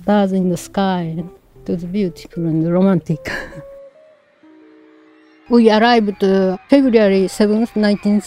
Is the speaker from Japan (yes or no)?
yes; Japan; born or raised there; now in San Francisco, United States